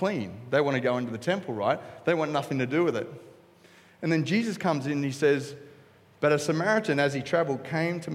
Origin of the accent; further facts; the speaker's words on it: Coolangatta, Queensland, Australia; I'm from Cooley.